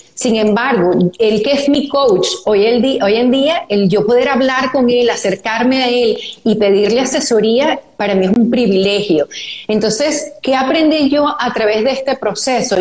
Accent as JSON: {"language": "Spanish", "country": "Venezuela", "said": "somos las dos venezolanas"}